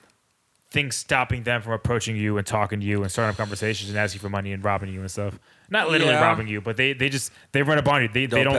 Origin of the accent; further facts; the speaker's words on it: Richmond, California, United States; I come from Richmond, California.